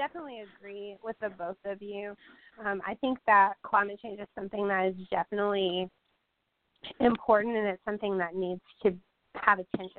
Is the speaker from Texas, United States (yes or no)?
no; Michigan, United States; now in Little Rock, United States; I grew up in Michigan and now I live in Little Rock, Arkansas